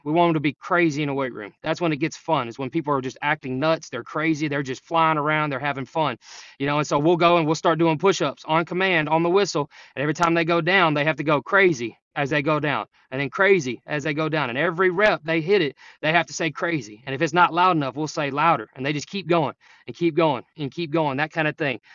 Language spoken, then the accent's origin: English; Jefferson, Texas, United States; now in Sulphur Springs, United States; I'm from Jefferson, so I'm back Piney Woods, right on the border of Oklahoma, or, uh, Louisiana and Texas